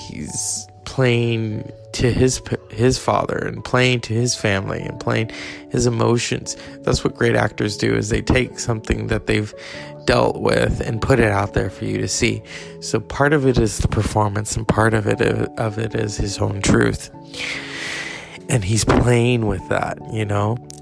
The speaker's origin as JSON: {"language": "English", "region": "California", "country": "United States", "said": "I'm from California, so I've seen those counties up close and personal"}